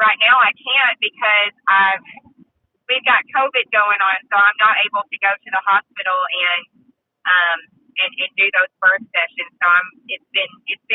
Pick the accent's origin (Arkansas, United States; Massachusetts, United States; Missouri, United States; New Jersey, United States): Arkansas, United States; Nashville; I am from Nashville, Arkansas, and I'm 26